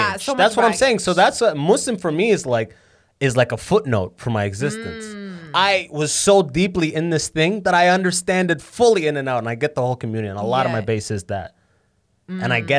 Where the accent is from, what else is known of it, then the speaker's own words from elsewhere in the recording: Canada; Start at Tim Hortons. That's how I know I'm Canadian first.